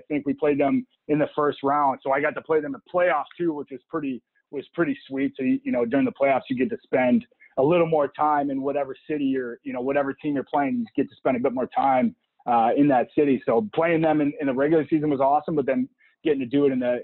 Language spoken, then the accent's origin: English; Missouri, United States; back in my hometown